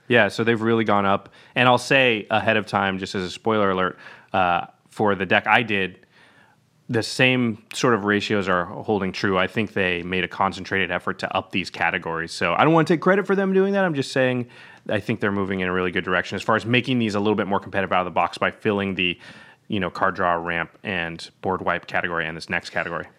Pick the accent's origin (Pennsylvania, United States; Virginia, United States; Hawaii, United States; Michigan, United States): Hawaii, United States; As a Hawaiian